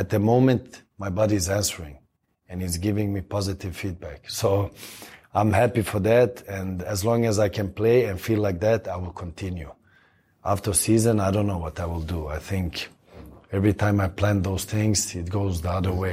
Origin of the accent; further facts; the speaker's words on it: Sweden; moved away as an adult; now in Los Angeles, United States; I come from Sweden